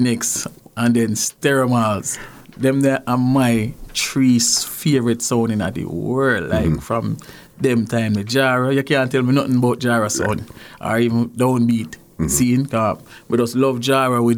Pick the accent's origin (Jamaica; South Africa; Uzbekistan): Jamaica; also born or lived in Clarendon, Jamaica; now in Canada; Well, Jamaica, grew up in St. Catherine, mm-hmm. and grew up in Clarendon